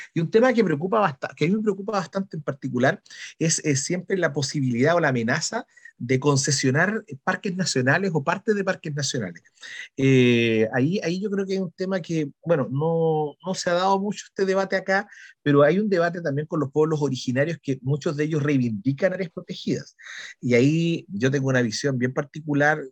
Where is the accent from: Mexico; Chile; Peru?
Chile; Valdivia, Los Ríos; soy un habitante de Valdiviano